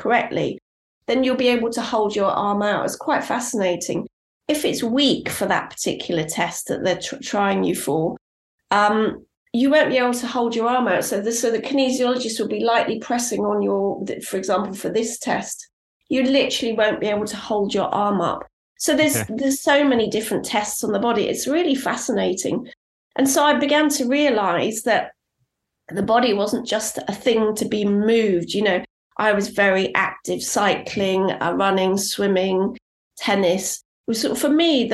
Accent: Cornwall, South West England, United Kingdom; I grew up in Cornwall, and I spent a huge amount of time out in nature.

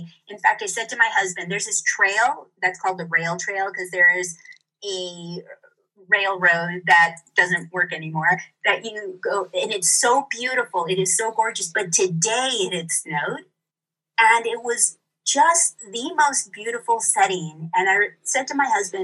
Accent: Santa Barbara, California, United States; moved away as an adult; also born or lived in Marin, California; now in Santa Fe, United States; I have been somebody who's always lived in California, in Southern California. I grew up near Santa Barbara.

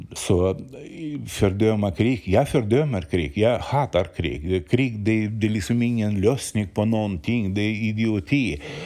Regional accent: Ukraine; Swedish is a second language; now in Sweden; jag är född och uppvuxen i Ukraina

